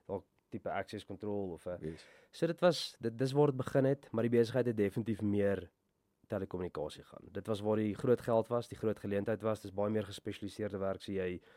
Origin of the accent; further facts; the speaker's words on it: Bloemfontein, Free State, South Africa; ek het ek het groot geword hier in Bloemfontein.